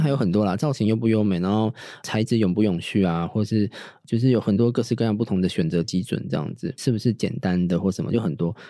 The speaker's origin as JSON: {"language": "Chinese", "region": "Tainan", "country": "Taiwan", "moved": "yes", "lives_now": "Taipei, Taiwan", "said": "我是台南人，那我现在住台北，我会不会以后我就住台南"}